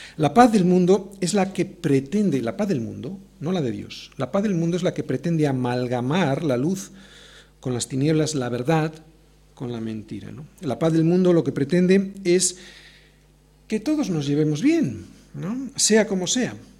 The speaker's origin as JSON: {"language": "Spanish", "country": "Spain", "said": "Yo puedo tener un pasaporte argentino, pero en cuanto abro la boca, todo el mundo se da cuenta que soy español"}